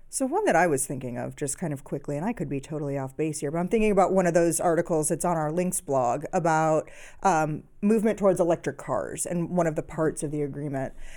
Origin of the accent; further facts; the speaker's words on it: Illinois, United States; moved away as an adult; now in Missouri, United States; Growing up in Illinois, I thought that every state required Holocaust and genocide education in schools